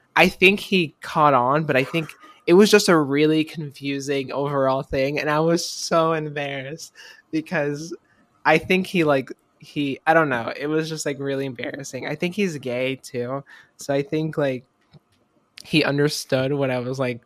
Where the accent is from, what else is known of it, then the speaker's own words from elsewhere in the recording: Florida, United States; moved away; I'm from Florida